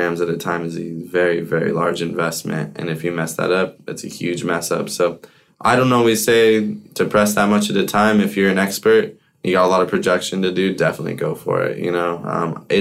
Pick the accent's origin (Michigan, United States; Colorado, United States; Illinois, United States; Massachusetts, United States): Colorado, United States; growing up in Colorado in the hash scene, becoming a man and all that since I was so young